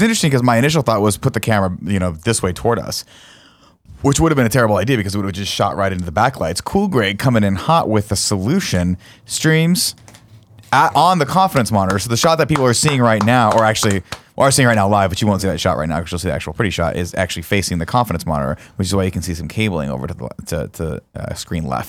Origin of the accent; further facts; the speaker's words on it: Inland Empire, California, United States; I'm from the Inland Empire, which they call